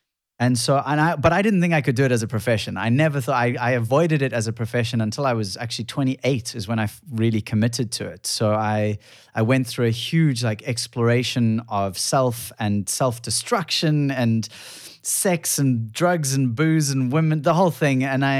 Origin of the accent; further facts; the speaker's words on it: Cape Town, Western Cape, South Africa; So I grew up in Cape Town, but surfing a lot.